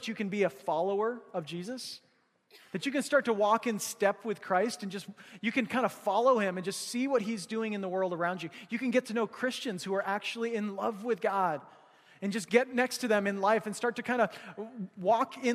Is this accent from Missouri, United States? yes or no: yes; Missouri, United States; now in Alaska, United States; we grew up hunting in Missouri, hunting whitetail